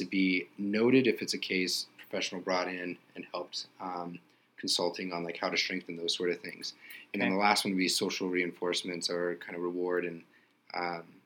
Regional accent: Nevada, United States; growing up in Nevada

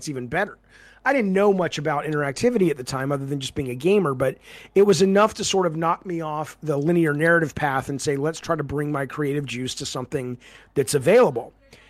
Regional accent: Santa Monica, California, United States; oh, these guys are in my hometown. They're in Santa Monica.

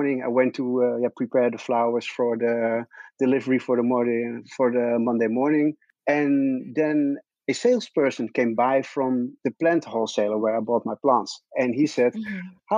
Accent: Netherlands; English is a second language; English is not my native speech. So I'm always a bit hesitant to go on English speaking interviews because I'm a real Dutch guy.

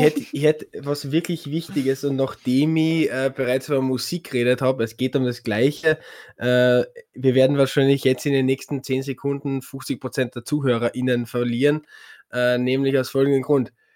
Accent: Carinthia, Austria; bei uns in Kärnten

